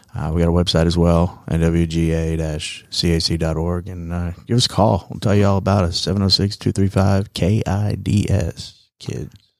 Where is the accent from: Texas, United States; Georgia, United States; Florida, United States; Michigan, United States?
Georgia, United States; East Cobb; also born or lived in New York / Rome, Georgia; I was born in New York and grew up in East Cobb and I went to Berry College